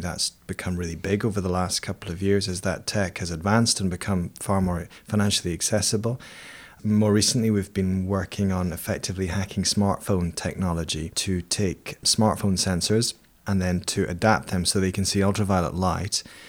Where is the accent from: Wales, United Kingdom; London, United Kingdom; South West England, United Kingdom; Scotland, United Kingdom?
Scotland, United Kingdom; Edinburgh; I grew up in Edinburgh, in Scotland, which is a city built on seven volcanoes.